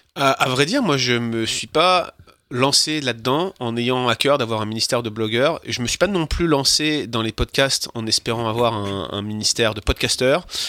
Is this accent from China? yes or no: no; France; now in Quebec, Canada; en tant que Français, de principe, de facto, j'aurais déjà dû être viré depuis, 6 euh, mois, ne serait-ce que parce que je suis français